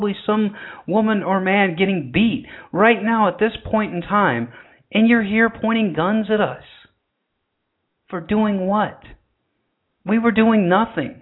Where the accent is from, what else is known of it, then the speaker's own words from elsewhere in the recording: the South, United States; accent: southern; you just did hear my southern accent come out right there